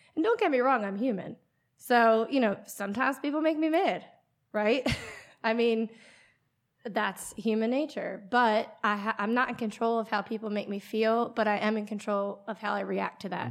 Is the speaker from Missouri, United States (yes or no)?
no; Pennsylvania, United States; accent: PA; moved away as an adult; also born or lived in Florida; born and raised in Pennsylvania, lived there till, I would say, about twenty years old